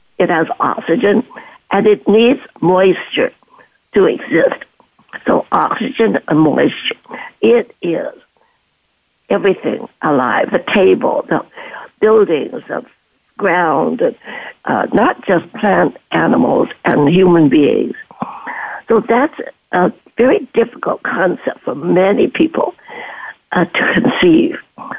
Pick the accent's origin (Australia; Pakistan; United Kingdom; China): China; also born or lived in Canada; now in Stanford, United States; I am a refugee from World War II, from China to Canada, and had my education, my nursing, and came down here to Stanford